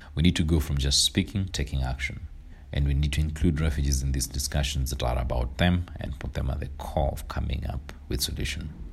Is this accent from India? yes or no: no; Kenya; I was born in Kenya, where my parents came in nineteen